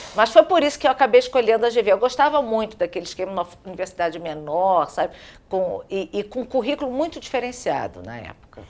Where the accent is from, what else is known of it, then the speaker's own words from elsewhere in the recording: Rio de Janeiro, Brazil; also born or lived in Santos; eu vim para o Rio de Janeiro, é, eu era jovem, muito pequena, três anos e meio, eu fui para uma casa na Tijuca